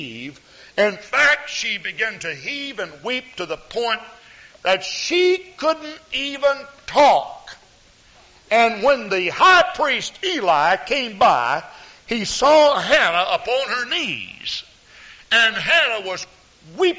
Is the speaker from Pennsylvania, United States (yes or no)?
no; Houston, Texas, United States; I grew up with in Houston, Texas